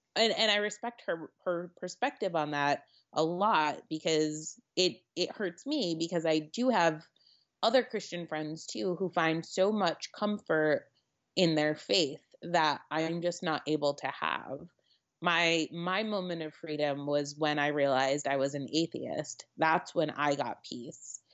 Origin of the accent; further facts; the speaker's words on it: Connecticut, United States; now in New York City, United States; I grew up in Connecticut